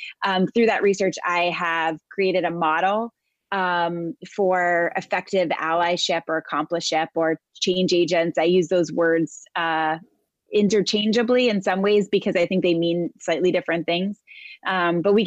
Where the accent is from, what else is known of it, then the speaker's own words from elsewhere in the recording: New York City, New York, United States; I am a New Yorker, born and raised. I live most of my life in and around New York City area